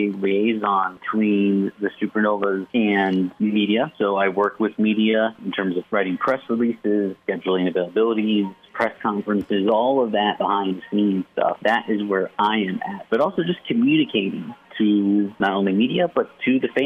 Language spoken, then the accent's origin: English; Kearney, Nebraska, United States; moved away as an adult; also born or lived in Lincoln, Nebraska; now in Omaha, United States; Born and raised in Kearney, Nebraska